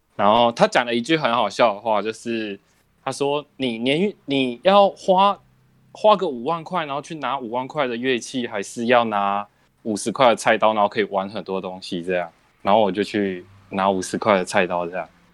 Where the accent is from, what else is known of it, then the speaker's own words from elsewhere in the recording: southern Taiwan, Taiwan; 我是南部学校， 然后那是在我们南部那边